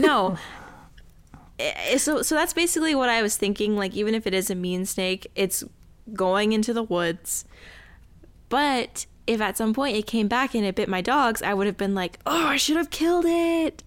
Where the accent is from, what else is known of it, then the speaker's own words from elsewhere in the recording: Tucson, Arizona, United States; growing up in Tucson with rattlesnakes